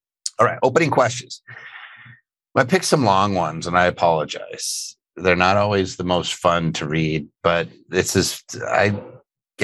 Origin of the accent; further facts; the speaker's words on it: Philadelphia, Pennsylvania, United States; Philadelphia, PA, my hometown.